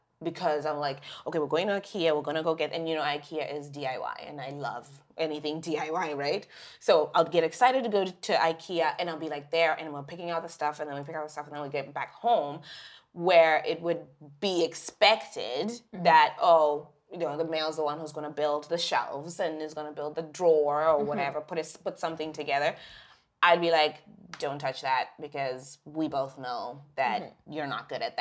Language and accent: English; Zimbabwe; now in Canada; we grew up in Zimbabwe